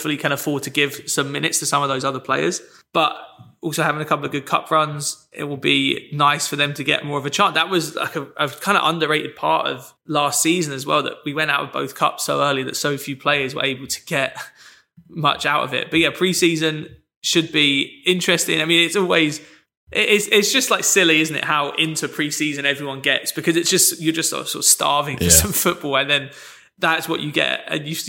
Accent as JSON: {"language": "English", "region": "England", "country": "United Kingdom", "tie": "born or raised there", "said": "growing up in the Northern Hemisphere, especially in England, as we did"}